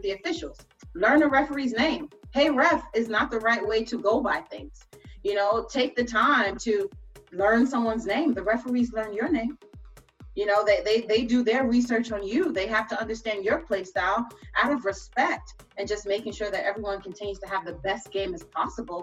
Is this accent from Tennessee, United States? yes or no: no; New York City, New York, United States; growing up in New York